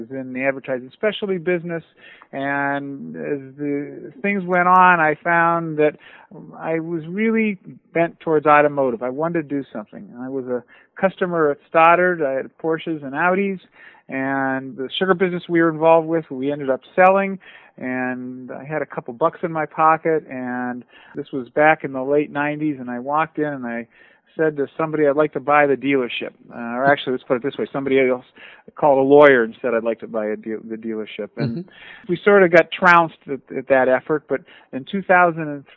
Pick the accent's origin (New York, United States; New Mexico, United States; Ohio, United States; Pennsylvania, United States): Ohio, United States; Youngstown; growing up in Youngstown, Ohio